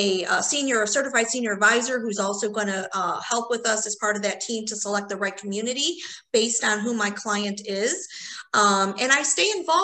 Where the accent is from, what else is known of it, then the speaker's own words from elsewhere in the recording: Chicago, Illinois, United States; also born or lived in Indiana; I was born and raised in Chicago. So I was born in Chicago proper and lived there till I was 18